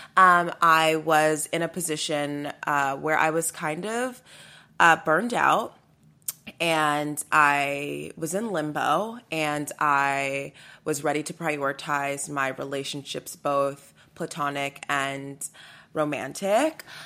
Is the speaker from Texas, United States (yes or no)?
yes; Sugar Land, Texas, United States; I'm from Sugarland, Texas.